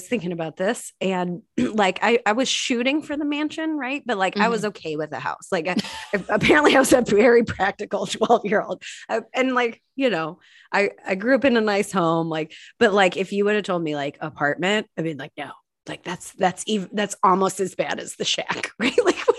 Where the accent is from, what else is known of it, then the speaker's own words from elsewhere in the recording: Ireland; I think Irish accents are the best, probably because I am Irish